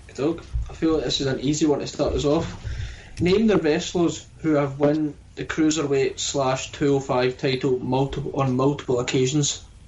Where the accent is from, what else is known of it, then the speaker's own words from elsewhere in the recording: Scotland, United Kingdom; we're Scottish